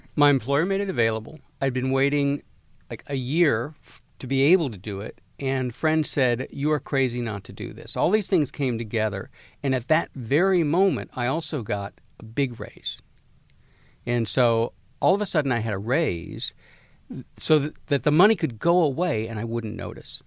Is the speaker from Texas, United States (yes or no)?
yes; Galveston, Texas, United States; I'm from Galveston, Texas.